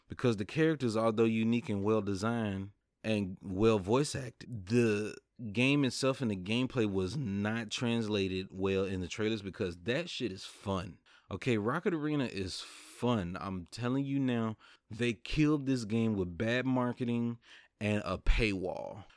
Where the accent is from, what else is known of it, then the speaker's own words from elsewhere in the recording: the South, United States; I'm from the South